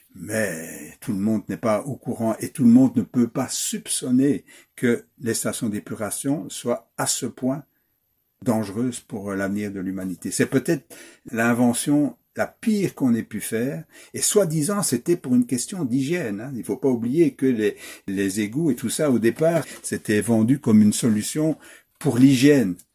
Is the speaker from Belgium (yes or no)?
yes; Wallonia, Belgium; accent: Belgian; je suis wallon d'origine